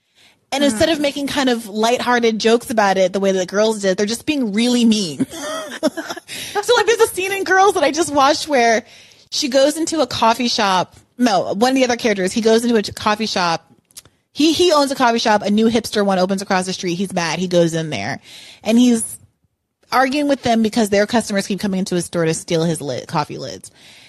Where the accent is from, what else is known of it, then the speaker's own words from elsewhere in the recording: United States; as an American growing up in those environments, it was so exhausting to have to listen to that all the time.